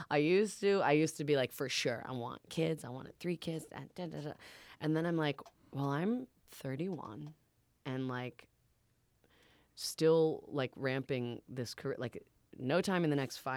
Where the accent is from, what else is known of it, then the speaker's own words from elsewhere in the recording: Boston, Massachusetts, United States; I'm from Boston. We were there last week. We were just hanging out with my family, doing that.